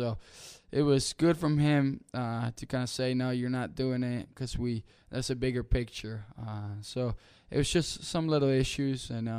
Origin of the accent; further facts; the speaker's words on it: Rock Hill, South Carolina, United States; No, so when I grew up here in Rock Hill, I've always played forward.